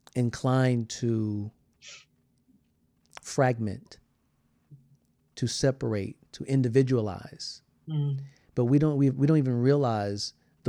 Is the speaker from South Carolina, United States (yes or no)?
yes; South Carolina, United States; I'm from South Carolina.